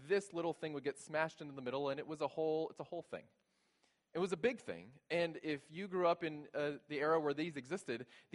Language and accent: English; South Texas, United States; I grew up in South Texas, a very white family